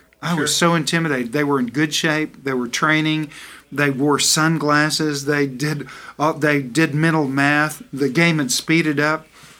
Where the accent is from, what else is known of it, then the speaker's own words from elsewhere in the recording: the South, United States; You know, Fred, I'm from the South, and I like the food I eat.